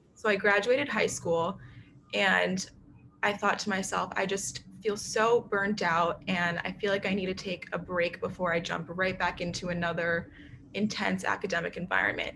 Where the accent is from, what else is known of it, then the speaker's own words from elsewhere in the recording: New York City, New York, United States; also born or lived in Nashville, Tennessee; I grew up in New York City.